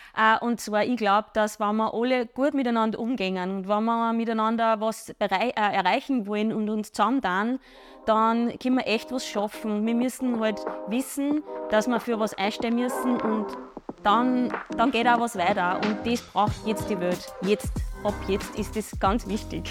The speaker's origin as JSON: {"language": "German", "town": "Wels", "region": "Upper Austria", "country": "Austria", "said": "ich komme aus Bichl bei Wels"}